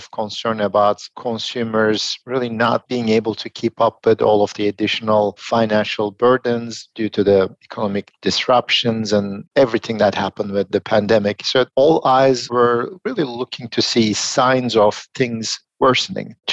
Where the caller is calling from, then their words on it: Philadelphia, Pennsylvania, United States; I'm joining from Philadelphia.